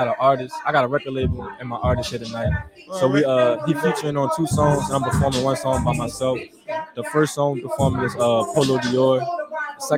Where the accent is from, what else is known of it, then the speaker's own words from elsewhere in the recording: West Bank, Louisiana, United States; I'm from the West Bank.